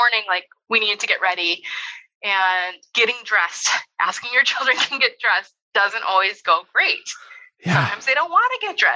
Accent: North Dakota, United States; now in Indiana, United States; I grew up in North Dakota

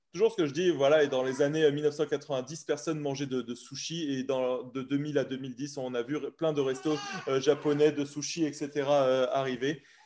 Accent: France; nous, en tant que bon français

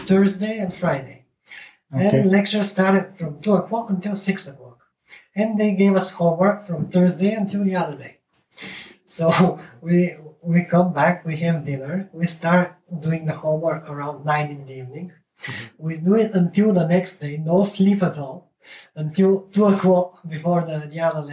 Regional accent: Burgas, Burgas Province, Bulgaria; moved away as an adult; also born or lived in Bremen, Germany; I graduated from the famous math school in Burgas

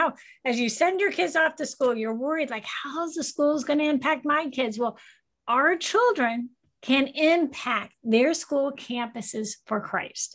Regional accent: Cocoa Beach, Florida, United States; I grew up in Cocoa Beach, Florida

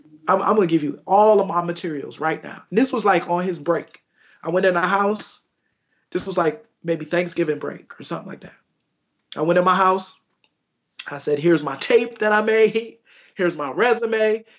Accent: Buffalo, New York, United States; moved away as an adult; also born or lived in Washington, D.C.; we grew up together in Buffalo.

